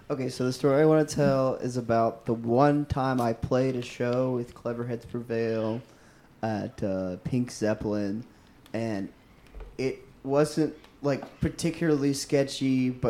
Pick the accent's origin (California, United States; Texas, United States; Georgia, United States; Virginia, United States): Texas, United States; Austin; I'm from Austin.